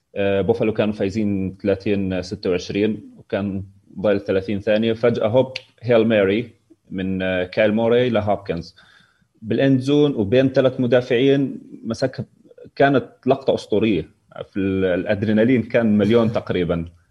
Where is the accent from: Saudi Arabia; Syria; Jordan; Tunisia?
Jordan; also born or lived in Palestine; انا من الاردن